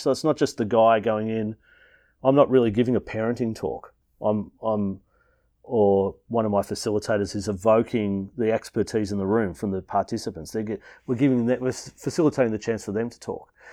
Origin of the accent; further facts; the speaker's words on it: Melbourne, Victoria, Australia; I grew up in Melbourne